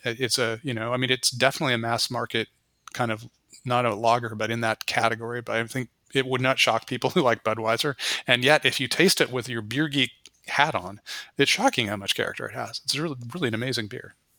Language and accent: English; West Coast, United States; it's not really like I grew up in the West Coast entirely. I had no connection to the East Coast